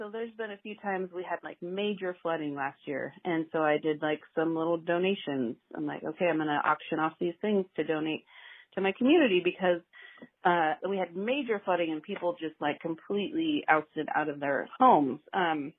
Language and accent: English; Pendleton, Oregon, United States; now in Corvallis, United States; my hometown mill